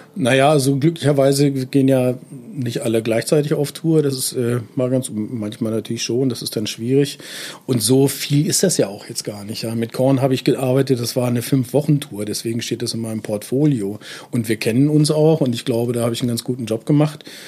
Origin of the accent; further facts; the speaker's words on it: Göttingen, Lower Saxony, Germany; also born or lived in Kassel; now in Berlin, Germany; Ich bin nämlich ein Nordhesse, ich bin in Kassel geboren, aber ich hab, äh, bin seit frühester Kindheit äh, dann sehr lange in Göttingen äh, bin ich sozusagen aufgewachsen